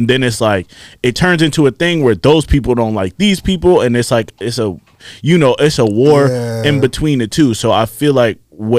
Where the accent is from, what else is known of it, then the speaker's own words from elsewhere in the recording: Nigeria; I'm Nigerian, that would explain why my eyes always red.